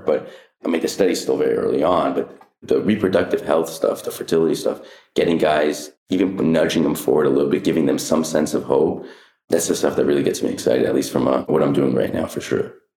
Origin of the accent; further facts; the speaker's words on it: Anaheim, California, United States; I grew up in Anna, Anaheim Hills